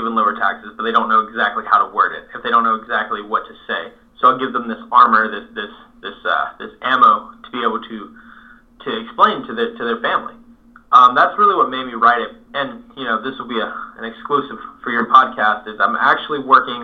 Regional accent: Northeast Florida, United States; now in South Georgia, United States; I was born in Northeast Florida, a little north of Jacksonville, but now I reside right here in South Georgia. Love it. My family has lived here for generations.

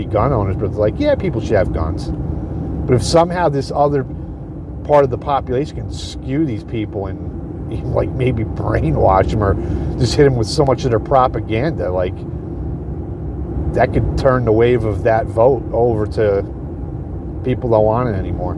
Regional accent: New York, United States; we're from New York

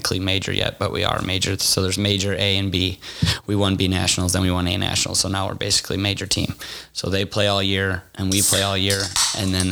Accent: Forest Park, Illinois, United States; I'm from Forest Park, too.

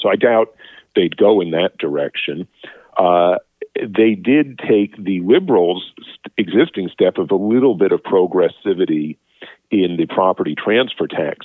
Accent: United States; now in Canada; I'm American

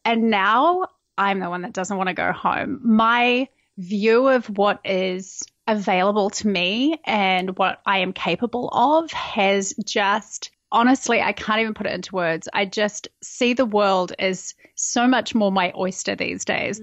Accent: New Zealand; moved away as an adult; now in United States; I'm originally from New Zealand. I have lived in America for the last five years. And yeah, grew up, born and bred at that little island in the bottom of the world

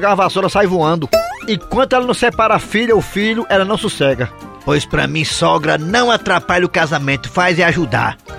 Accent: Croatá, Ceará, Brazil; É, sou de Croatá, exatamente.

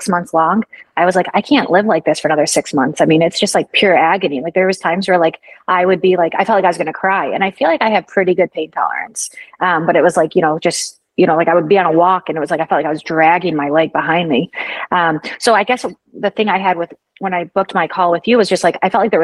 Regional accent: Michigan, United States; now in Florida, United States; I'm from Michigan originally

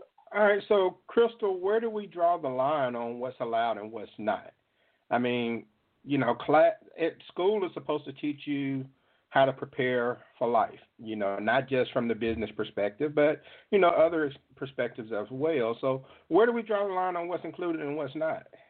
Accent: Jackson, Mississippi, United States; From the 601 area code, my hometown of Jackson, Mississippi

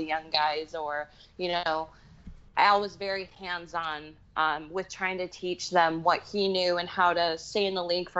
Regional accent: United States; moved away as an adult; now in England, United Kingdom; I'm American

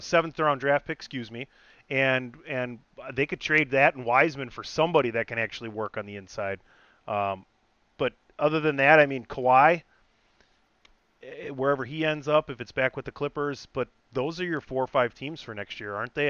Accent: suburb bordering Milwaukee, Wisconsin, United States; hometown, born and raised in a suburb like bordering Milwaukee

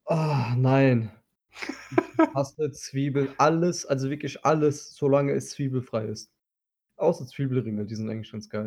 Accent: Turkey

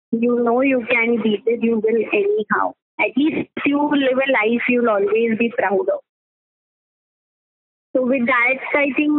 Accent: Mumbai, Maharashtra, India; I'm from Mumbai and particularly Mulund

